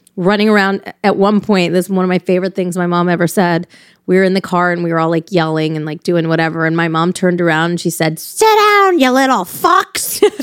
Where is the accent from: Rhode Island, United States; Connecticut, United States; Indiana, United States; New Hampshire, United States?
Connecticut, United States; Newtown; I grew up right in Connecticut, right next to Sandy Hook.